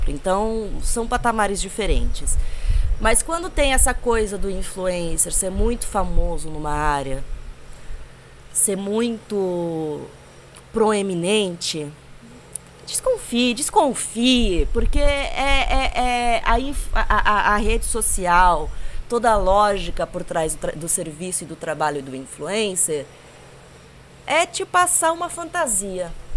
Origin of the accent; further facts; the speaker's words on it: Brazil; Sou brasileira demais para aguentar morar em outro lugar